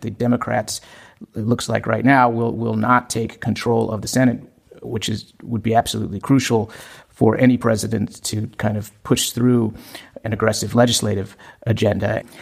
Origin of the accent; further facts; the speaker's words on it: Maricopa County, Arizona, United States; now in Germany; in my home state of Arizona. In fact, in the county where I was born, in Maricopa County